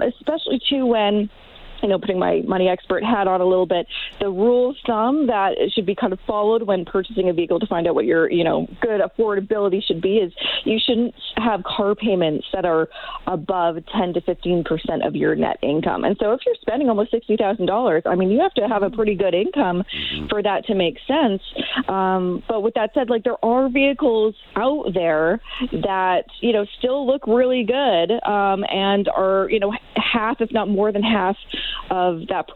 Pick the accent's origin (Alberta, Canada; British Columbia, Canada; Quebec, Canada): British Columbia, Canada; suburb outside of Vancouver; moved away; my hometown in the suburb outside of Vancouver